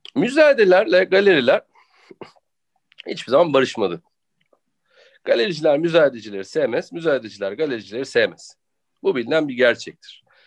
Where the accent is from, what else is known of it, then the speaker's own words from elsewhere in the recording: Turkey; Ben de Türk'üm